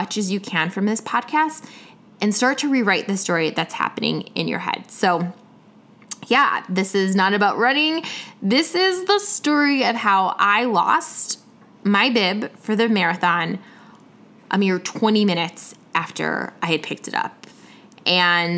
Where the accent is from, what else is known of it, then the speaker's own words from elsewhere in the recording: Chicago, Illinois, United States; now in Atlanta, United States; I was from Atlanta, you know, in town, originally from Chicago, but in town from Atlanta